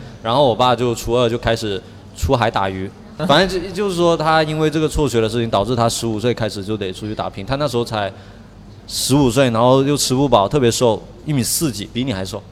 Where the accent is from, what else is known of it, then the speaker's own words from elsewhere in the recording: Guangdong, China; moved away; 在我们潮汕老家结拜兄弟其实是很很重要的一种关系